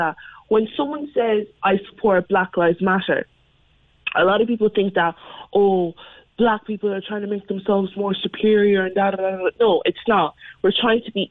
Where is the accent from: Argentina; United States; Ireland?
Ireland; Mallow, Munster; accent: North Cork; I'm as Mallow as they get. Like, I've lived here for nearly since I was 2 or 3. Like, I know nothing else.